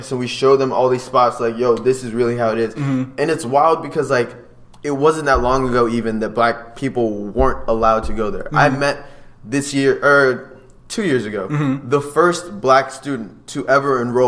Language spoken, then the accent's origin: English; State College, Pennsylvania, United States; Growing up in State College, or being born there, really, I always wanted to go to Penn State, but then that out-of-state tuition cost came up.